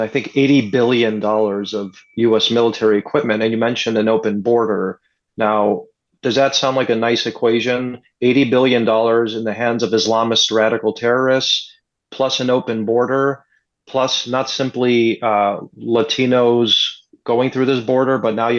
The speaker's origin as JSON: {"language": "English", "town": "Chicago", "region": "Illinois", "country": "United States", "tie": "born or raised there", "moved": "yes", "lives_now": "Los Angeles, United States", "said": "I was born and raised in Chicago"}